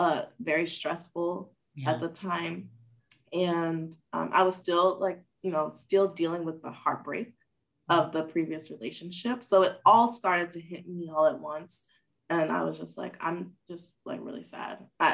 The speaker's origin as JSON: {"language": "English", "country": "Nigeria", "said": "And then I was ashamed because I'm Nigerian and I need to be a doctor, engineer, or a lawyer to be successful."}